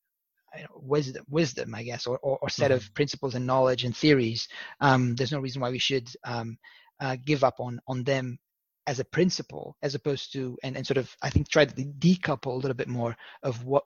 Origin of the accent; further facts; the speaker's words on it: Lisbon, Portugal; I was born in Lisbon, Portugal